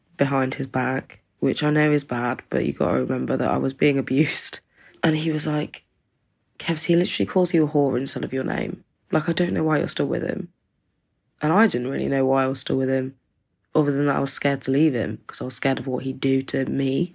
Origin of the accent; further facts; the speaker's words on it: East Midlands, United Kingdom; I'm from the East Midlands in England